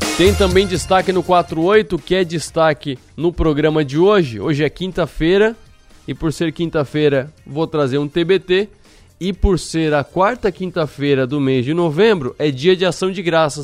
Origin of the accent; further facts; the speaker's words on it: Brazil; somos brasileiros